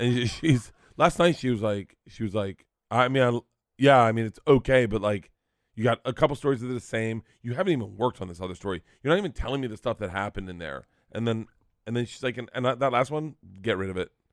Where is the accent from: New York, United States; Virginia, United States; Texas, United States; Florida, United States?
Florida, United States; Tampa; now in Los Angeles, United States; I grew up in Tampa